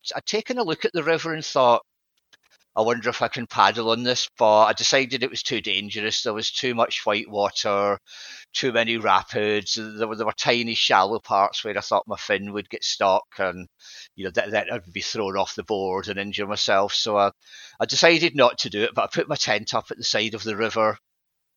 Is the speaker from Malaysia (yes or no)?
no; Scotland, United Kingdom; now in England, United Kingdom; being Scottish